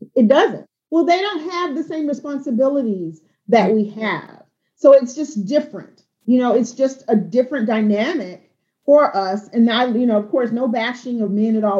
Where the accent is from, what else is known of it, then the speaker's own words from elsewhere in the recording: Albany, Georgia, United States; I'm from South Georgia, I'm from Albany, Georgia